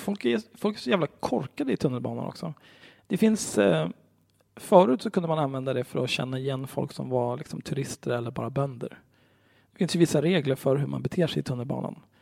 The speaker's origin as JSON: {"language": "Swedish", "town": "Stockholm", "region": "Stockholm County", "country": "Sweden", "tie": "born or raised there", "said": "jag är ju uppvuxen på Söder vid Zinkensdamm"}